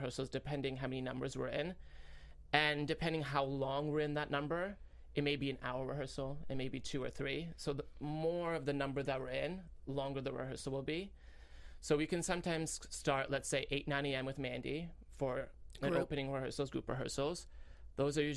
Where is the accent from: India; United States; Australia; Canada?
Canada; moved away; I'm Canadian. Canadian boy.